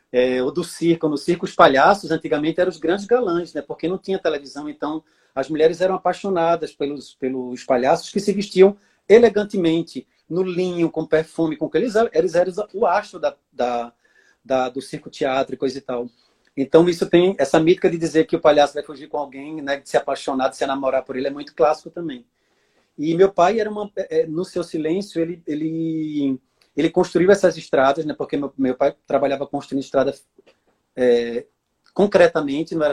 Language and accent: Portuguese; Orobó, Pernambuco, Brazil; born there; Eu nasci em Orobó, que é a terra da minha mãe, que é no Agreste de Pernambuco.